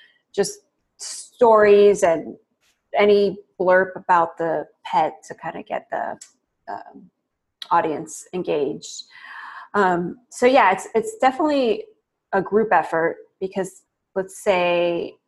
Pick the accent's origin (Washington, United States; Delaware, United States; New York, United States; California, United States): California, United States; the Bay Area; growing up in the Bay Area, kind of the cliche, progressive, hippie culture, my parents were definitely into